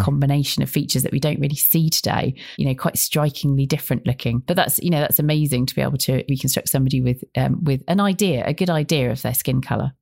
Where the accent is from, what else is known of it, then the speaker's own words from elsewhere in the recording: Bristol, South West England, United Kingdom; I grew up in Bristol.